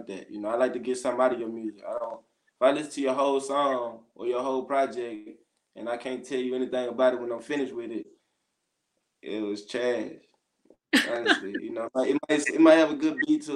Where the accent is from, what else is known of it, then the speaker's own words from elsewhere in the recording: Grenada, Mississippi, United States; in Mississippi, in my hometown